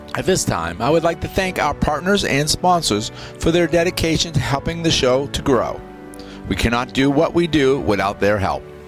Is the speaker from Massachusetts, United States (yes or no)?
yes; Massachusetts, United States; now in Florida, United States; I'm from Massachusetts